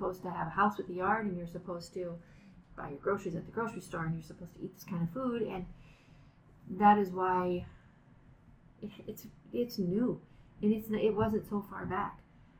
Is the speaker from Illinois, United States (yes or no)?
no; Bemidji, Minnesota, United States; from Bemidji, Minnesota. My mom was a member of Turtle Mountain.